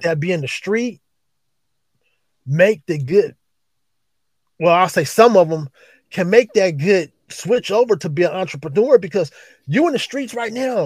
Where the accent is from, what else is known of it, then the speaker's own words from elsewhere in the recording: East Palo Alto, California, United States; also born or lived in Oakland, California; born and raised in East Palo Alto. Move move to move to Oakland